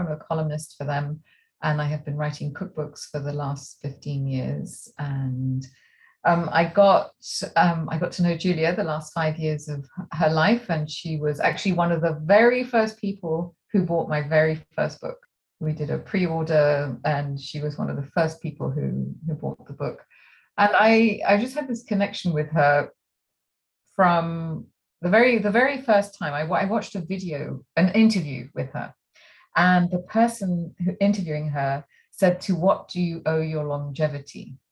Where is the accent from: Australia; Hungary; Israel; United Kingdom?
United Kingdom; England; also born or lived in France; now in Santa Barbara, United States; Growing up in England, so I'm, I'm half French and half English. And um, growing up in England and indeed in France